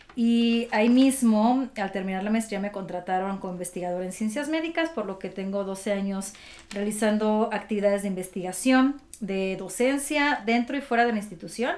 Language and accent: Spanish; Durango, Mexico; moved away as an adult; also born or lived in Monterrey; now in Mexico City, Mexico; Yo soy del norte del país, eh, soy de Durango